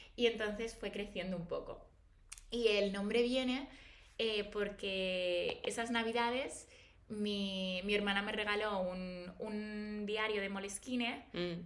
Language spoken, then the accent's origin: Spanish; Valladolid, Castile and León, Spain; moved away as an adult; now in Madrid, Spain; yo nací en Valladolid, pero llevo desde los 18 en Madrid